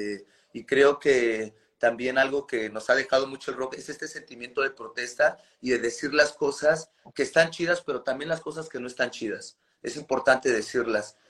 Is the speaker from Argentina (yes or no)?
no; Nezahualcóyotl, State of Mexico, Mexico; a nosotros nos toca nacer en la periferia de la, periferia de la Ciudad de México, eh, en el municipio de Nezahualcóyotl.